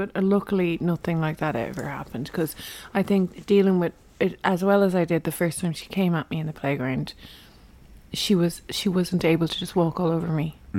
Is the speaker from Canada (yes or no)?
no; Ireland; I'm Irish.